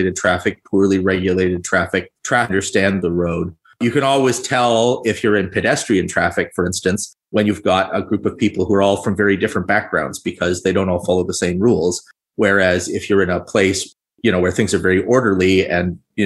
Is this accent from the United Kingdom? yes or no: no; Toronto, Ontario, Canada; I'm from Canada and in Ontario. I am from Toronto.